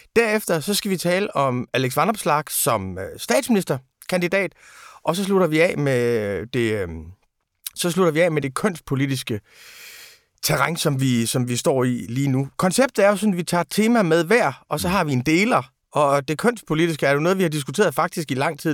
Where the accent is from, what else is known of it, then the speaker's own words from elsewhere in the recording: Aarhus, Central Denmark Region, Denmark; jeg er jo fra Rigskov